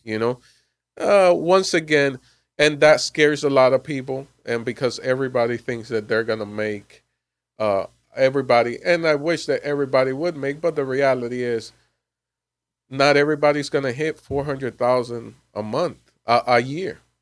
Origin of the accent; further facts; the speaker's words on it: Miami, Florida, United States; moved away; I'm originally from Miami, Florida